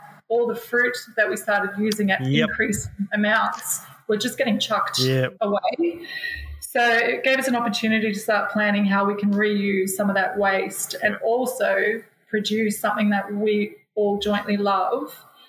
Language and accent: English; New Zealand; you know, as another Kiwi, he was really supportive